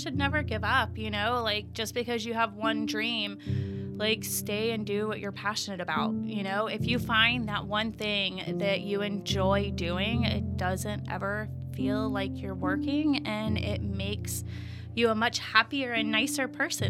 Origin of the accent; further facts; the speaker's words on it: Virginia, United States; born there; My mom was born and raised in Florida, but I was born in Virginia and moved all over all the time.